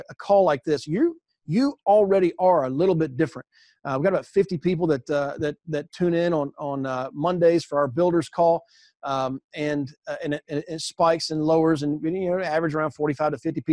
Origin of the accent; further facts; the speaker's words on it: the South, United States; I grew up in the South.